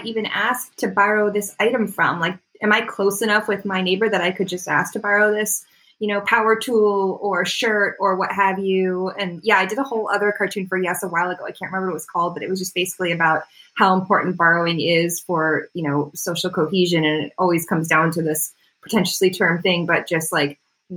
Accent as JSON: {"language": "English", "region": "Florida", "country": "United States", "tie": "born or raised there", "moved": "yes", "lives_now": "Canada", "said": "I was born in Canada, but I grew up in Florida"}